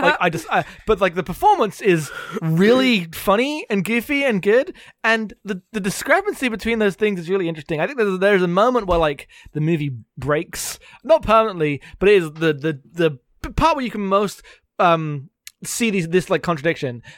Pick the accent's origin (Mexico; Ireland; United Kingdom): United Kingdom; accent: British; me being very British